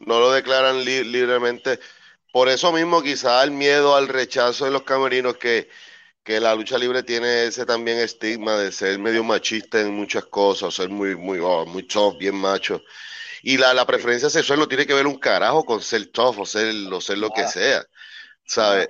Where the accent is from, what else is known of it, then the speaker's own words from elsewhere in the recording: Puerto Rico; Puerto Rico, mi tierra amada